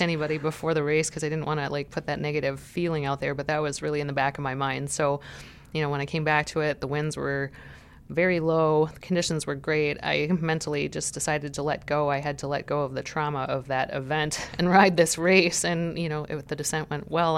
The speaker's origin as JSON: {"language": "English", "region": "Montana", "country": "United States", "moved": "yes", "said": "I'm from Montana"}